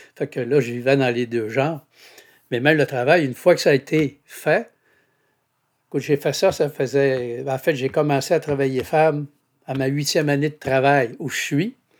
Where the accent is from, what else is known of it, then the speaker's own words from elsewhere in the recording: Saguenay, Quebec, Canada; Je suis de Chipcha au Saguenay. En fait, Chipcha, c'est voisin de Jonquière